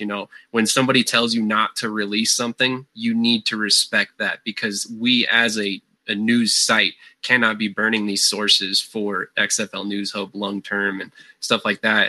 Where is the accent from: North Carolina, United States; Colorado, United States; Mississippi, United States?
Colorado, United States; I'm from Colorado.